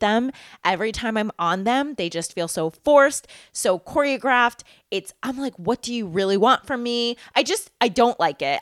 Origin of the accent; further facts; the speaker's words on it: Massachusetts, United States; also born or lived in New York; I grew up in Massachusetts. I went to college in Massachusetts, and now I live in Massachusetts.